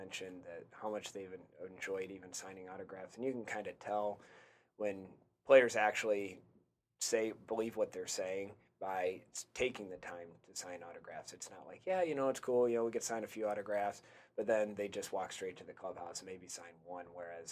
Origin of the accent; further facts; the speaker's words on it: Michigan, United States; we're both from Michigan